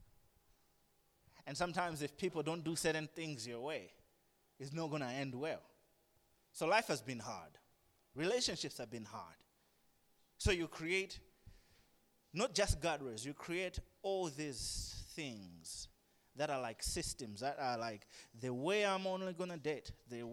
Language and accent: English; Blantyre, Southern Region, Malawi; also born or lived in Lilongwe; I grew up in Blanta. I was born in Longwa, grew up here.